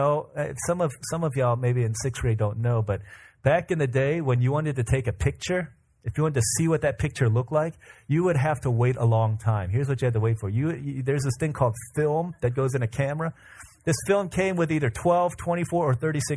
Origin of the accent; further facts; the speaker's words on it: United States; we as American people